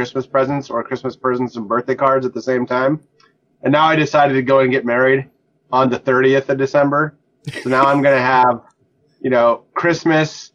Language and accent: English; North Dakota, United States; moved away as an adult; I grew up in North Dakota